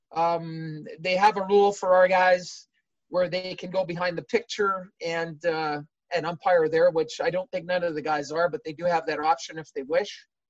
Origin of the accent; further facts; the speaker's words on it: Canada; being Canadian